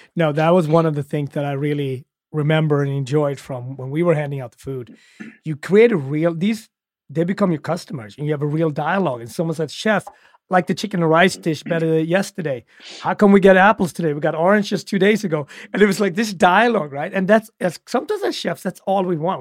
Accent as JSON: {"language": "English", "country": "Sweden", "tie": "born or raised there", "said": "I grew up in Sweden during the Soviet Union"}